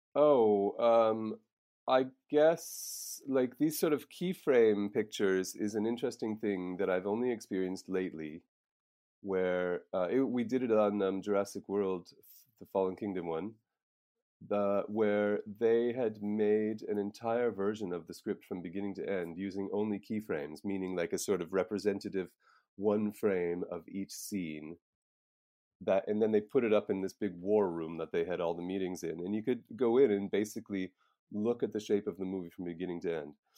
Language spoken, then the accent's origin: English; Nova Scotia, Canada; moved away as an adult; now in Prague, Czech Republic; I'm from Nova Scotia in Canada, and I came to Prague in ninety-nine